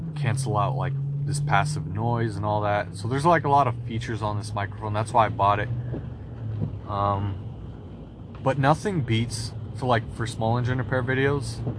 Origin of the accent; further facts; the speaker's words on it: Washington, United States; We're from Washington, we're trying to move into Idaho.